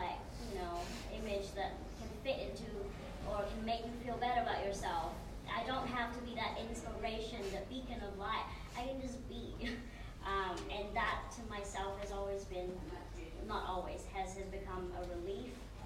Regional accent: Vietnam; moved away; back in my home country in Vietnam

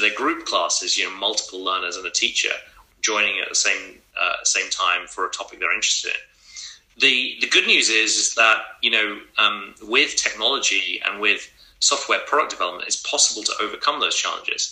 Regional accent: England, United Kingdom; moved away; So I grew up in England and went to a really fantastic school

